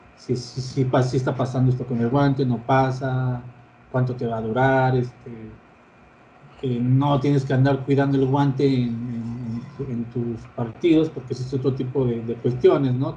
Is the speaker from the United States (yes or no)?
no; Mexico; como mexicanos